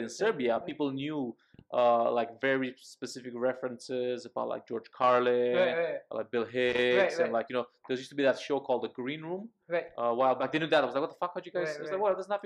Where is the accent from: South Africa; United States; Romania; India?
Romania; first language Romanian; English is a second language; moved away; also born or lived in United Kingdom / Singapore; I grew up in Romanian as my native language.